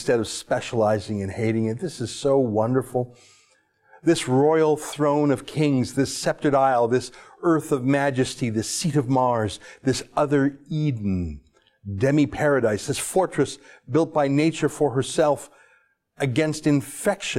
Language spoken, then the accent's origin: English; Canada; I'm a Canadian with few ties to the United Kingdom